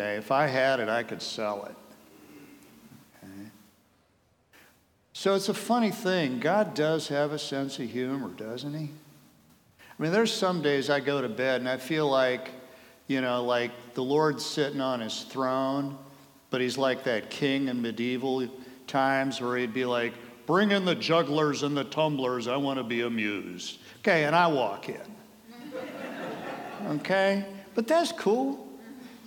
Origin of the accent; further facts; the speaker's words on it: Colorado, United States; also born or lived in Cleveland, Ohio; I'm from Colorado